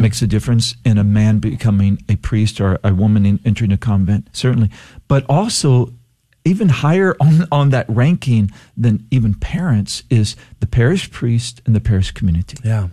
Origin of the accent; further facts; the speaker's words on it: Palacios, Texas, United States; also born or lived in El Campo, Texas / Eagle Lake, Texas; I grew up in El Campo here in Texas, a farming community. only lived there about a year of my life, and then we spent a little bit of time because my dad started to work for an oil company and we moved to Eagle Lake. But most of my, my formative years were in Palacios